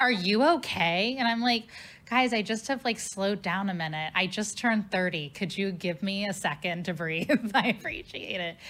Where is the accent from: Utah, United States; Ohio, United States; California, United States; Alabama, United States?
Ohio, United States; Cincinnati; now in St. Louis, United States; my hometown of Cincinnati